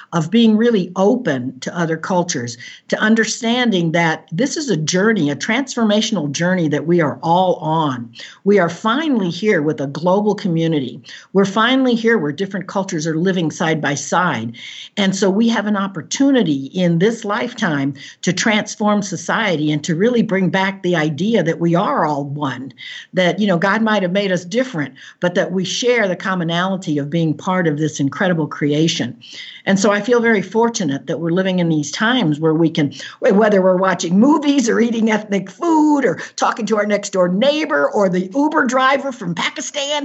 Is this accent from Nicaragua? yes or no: yes; Caribbean coast of Nicaragua, Nicaragua; moved away; I was born on the Caribbean coast of Nicaragua, where there are many cultures there